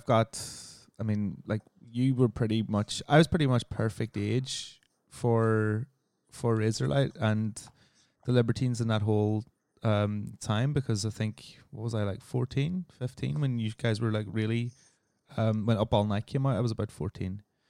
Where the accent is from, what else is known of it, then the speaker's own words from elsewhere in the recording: Northern Ireland, United Kingdom; Maybe because we're Northern Irish